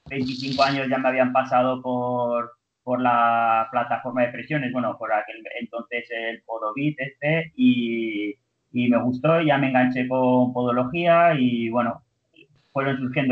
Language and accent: Spanish; Zaragoza, Aragon, Spain; also born or lived in Barcelona; Yo soy de Zaragoza y hice primero fisioterapia aquí en la Universidad de Zaragoza